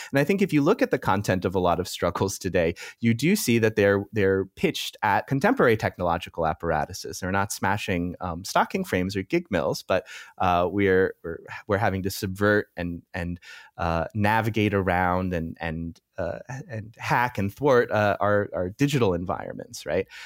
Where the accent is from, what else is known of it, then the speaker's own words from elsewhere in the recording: United States; moved away as an adult; now in Europe; I'm American, so, uh, often my reference points come from the U S, uh, although since I've moved to Europe